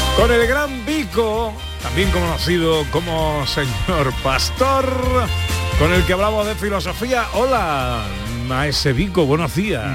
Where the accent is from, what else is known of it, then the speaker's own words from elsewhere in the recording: Isla Cristina, Andalusia, Spain; En mi pueblo, en Isla Cristina